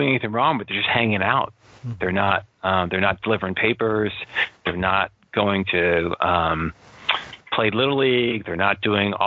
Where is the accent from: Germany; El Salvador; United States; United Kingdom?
United States; Cherry Hill, New Jersey; I grew up in Cherry Hill, which is a suburb, only a couple of minutes from Camden geographically